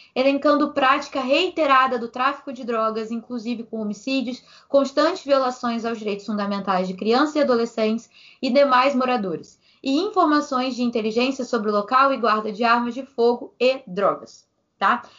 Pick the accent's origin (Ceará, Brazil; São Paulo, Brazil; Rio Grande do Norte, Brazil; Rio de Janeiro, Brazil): Rio de Janeiro, Brazil; eu sou do Meia